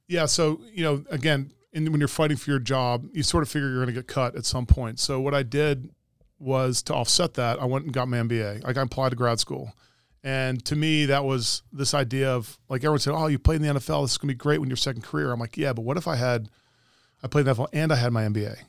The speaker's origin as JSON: {"language": "English", "area": "Montgomery County", "region": "Maryland", "country": "United States", "tie": "born or raised there", "said": "I was a multi-sport athlete growing up in Montgomery County."}